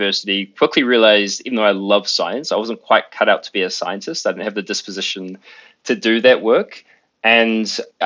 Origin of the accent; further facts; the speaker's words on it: New Zealand; growing up in New Zealand.